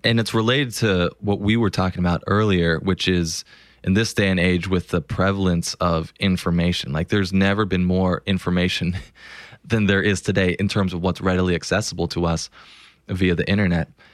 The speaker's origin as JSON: {"language": "English", "town": "Los Angeles", "region": "California", "country": "United States", "tie": "born or raised there", "said": "I grew up in Los Angeles and I grew up a huge Lakers fan from day one."}